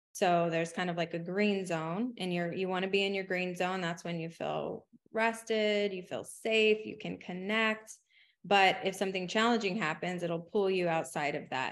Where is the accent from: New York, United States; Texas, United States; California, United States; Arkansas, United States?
Texas, United States; San Antonio; I grew up in poverty in San Antonio